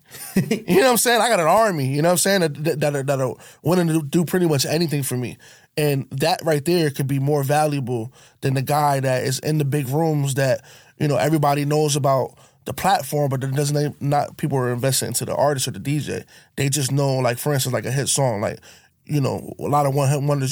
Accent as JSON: {"language": "English", "region": "Connecticut", "country": "United States", "said": "I'm from Connecticut, but there's two sides of Connecticut"}